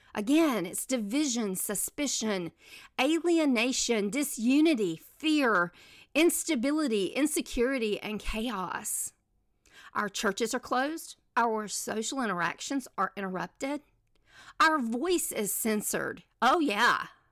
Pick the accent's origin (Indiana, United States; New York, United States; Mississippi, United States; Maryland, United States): Mississippi, United States; moved away; also born or lived in Selma, Alabama / Birmingham, Alabama / Nashville, Tennessee; I grew up in Mississippi